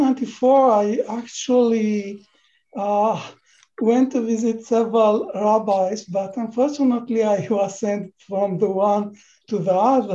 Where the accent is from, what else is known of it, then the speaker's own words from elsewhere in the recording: Milan, Lombardy, Italy; moved away as an adult; also born or lived in Israel; now in Bexley, United Kingdom; I was raised in Italy, yes.